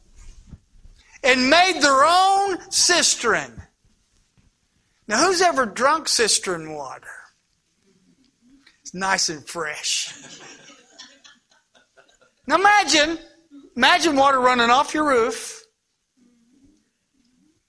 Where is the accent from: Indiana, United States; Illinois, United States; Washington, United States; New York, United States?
Indiana, United States; moved away; I'm not from Ohio. I'm from across the river, the other way actually. Y'all don't know this, but I am a Hoosier